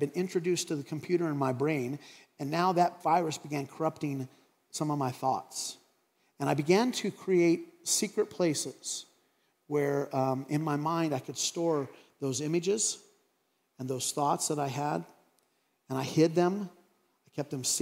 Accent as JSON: {"language": "English", "town": "Craig", "region": "Colorado", "country": "United States", "tie": "born or raised there", "said": "growing up in Craig, and I remember when cable TV came to Craig, Colorado"}